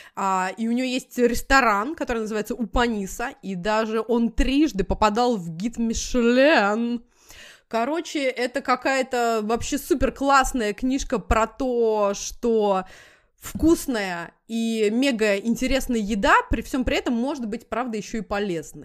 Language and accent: Russian; Moscow, Russia; moved away as an adult; now in United States; я как москвич